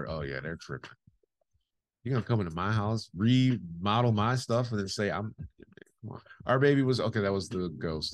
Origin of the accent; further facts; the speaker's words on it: United States; now in United Kingdom; I'm American and that's just not how we function culturally.